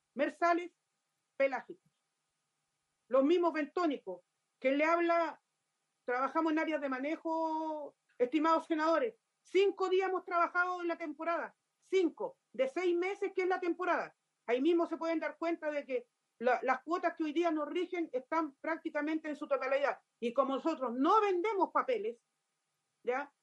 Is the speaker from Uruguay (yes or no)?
no; Los Muermos, Los Lagos, Chile; soy de la región de Los Lagos, comuna de Los Muermos